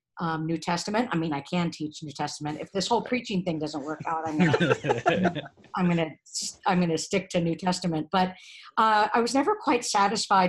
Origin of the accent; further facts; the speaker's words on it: California, United States; moved away as an adult; also born or lived in Atlanta, Georgia; now in St. Paul, United States; I was born and raised in California